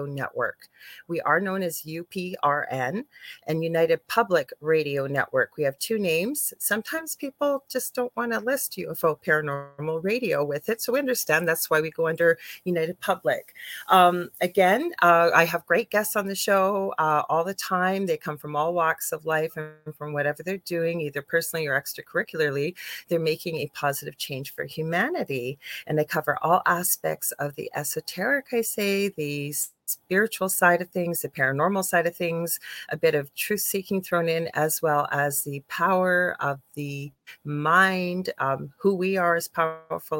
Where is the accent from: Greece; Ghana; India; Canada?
Canada; I'm a Canadian clairvoyant medium